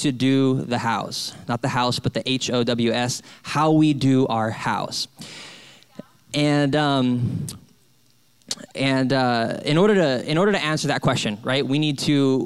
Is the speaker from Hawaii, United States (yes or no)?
yes; Hawaii, United States; also born or lived in Salt Lake City; now in San Diego, United States; I'm from Hawaii